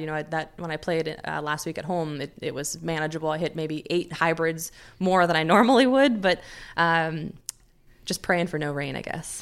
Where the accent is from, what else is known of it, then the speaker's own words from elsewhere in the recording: United States; being an American